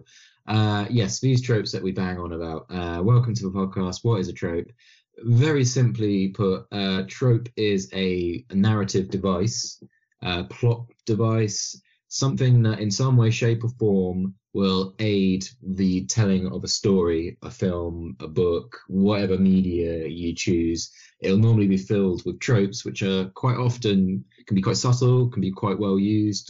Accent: United Kingdom; being a British man

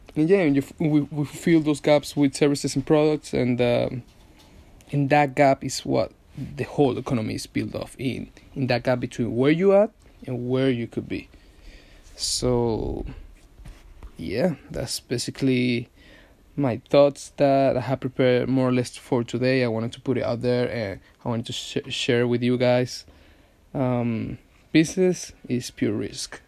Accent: Venezuela; now in London, United Kingdom; I'm from Venezuela. Hence the accent.

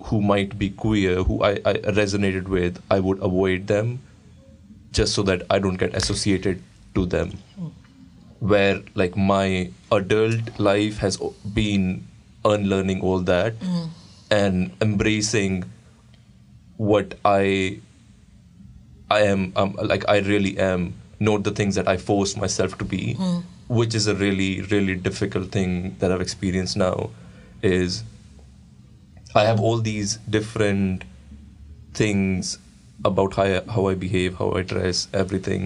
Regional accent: India; moved away; The area that I grew up in India is a very masculine

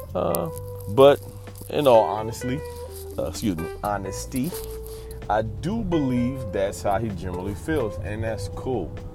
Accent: United States; we as Americans

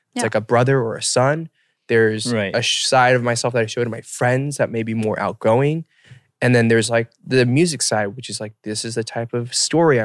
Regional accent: United States; growing up as Asian American

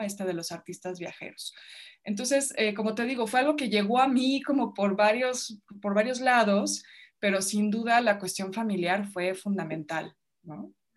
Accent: Mexico; yo crecí en su casa, o sea, yo vivía en su casa, iba a una escuela británica aquí en México

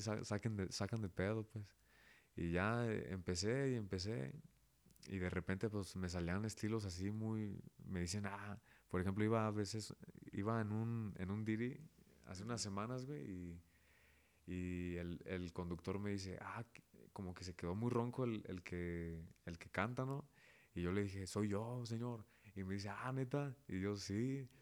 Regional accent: Zapopan, Jalisco, Mexico; also born or lived in León, Guanajuato; Nací aquí en León, Guanajuato. Soy panza verde, pero toda la vida me crié allá en Zapopan, que es a un ladito.

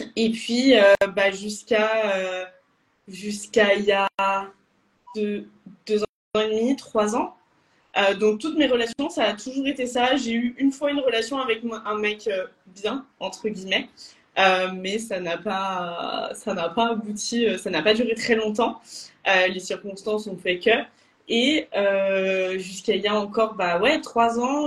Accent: Lyon, Auvergne-Rhône-Alpes, France; moved away as an adult; also born or lived in Bordeaux; je suis de Lyon

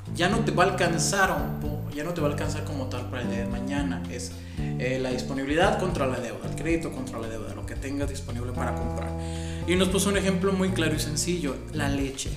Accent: Mexico; Porque somos mexicanos

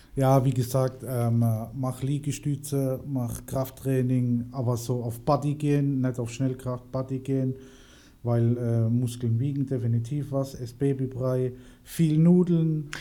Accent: Mannheim, Baden-Württemberg, Germany; bei uns in Mannheim

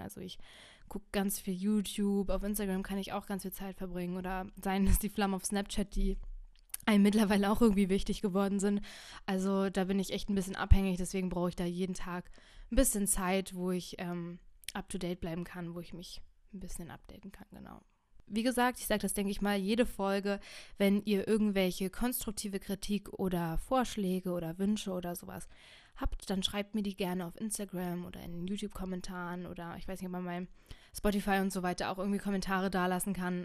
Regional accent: Brandenburg, Germany; ich bin in Brandenburg zwölf Jahre zur Schule gegangen

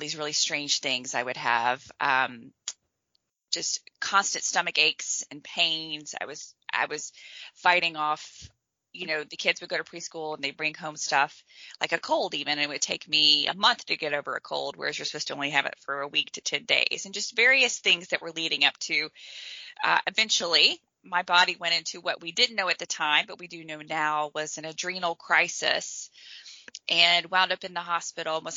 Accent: Clarksville, Tennessee, United States; now in Charlotte, United States; I was born in Tennessee, in Clarksville, Tennessee. So I grew up there

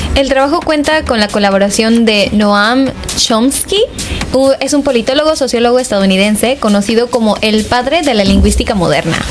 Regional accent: Mexico; soy mexicana

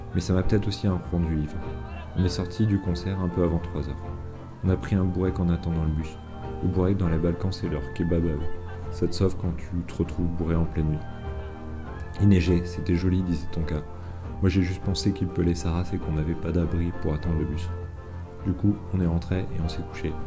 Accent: France; je comprends pas le croate et que je suis français

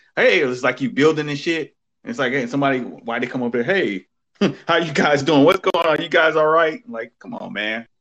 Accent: East Coast, United States; I'm from the East Coast

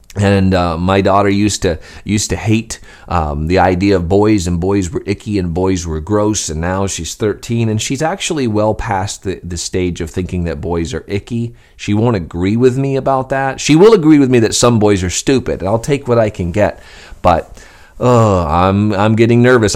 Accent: Skowhegan, Maine, United States; I was a boy growing up in Skowhegan, Maine

